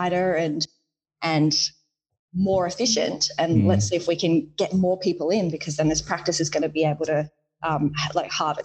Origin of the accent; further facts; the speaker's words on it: Perth, Western Australia, Australia; moved away as an adult; also born or lived in Shark Bay, Western Australia / Coral Bay, Western Australia / Victoria; I actually grew up in sort of Western Australia around Shark Bay, Coral Bay